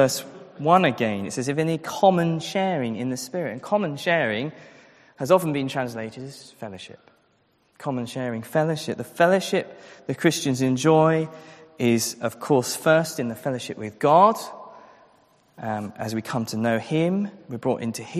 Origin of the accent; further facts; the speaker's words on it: England, United Kingdom; our culture as English, British, maybe European people